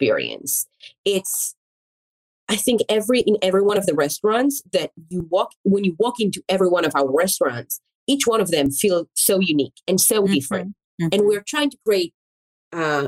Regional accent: Israel; English is a second language; moved away as an adult; also born or lived in Florence, Italy; now in Atlanta, United States; English is my second language. Yes, as you mentioned, I mean, I was born in Israel. I moved here

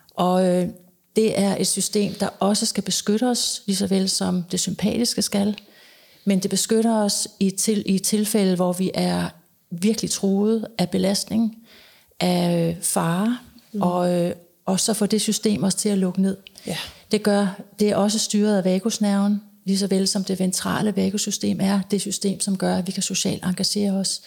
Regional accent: Denmark; moved away as an adult; also born or lived in United States; det har jeg været dels hjemme i Danmark, og så har jeg været det i USA

